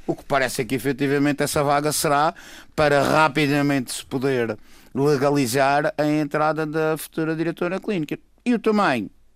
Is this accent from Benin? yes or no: no; Madeira, Portugal; Como madeirense, como cidadão eleitor